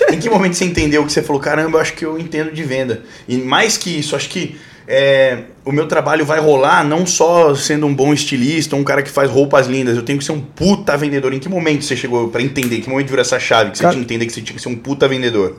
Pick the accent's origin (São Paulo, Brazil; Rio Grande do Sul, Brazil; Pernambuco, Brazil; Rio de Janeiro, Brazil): São Paulo, Brazil; eu sou de São Paulo